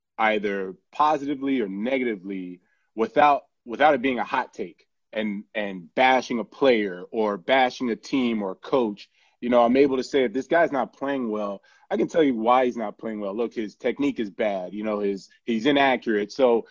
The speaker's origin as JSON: {"language": "English", "town": "Miami", "region": "Florida", "country": "United States", "tie": "born or raised there", "said": "I actually born and raised in Miami"}